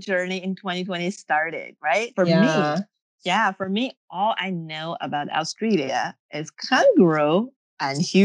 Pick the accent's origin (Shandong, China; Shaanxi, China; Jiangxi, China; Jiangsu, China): Shaanxi, China; Xi'an; now in Boston, United States; they're from a very old city named Xi'an, where I was born.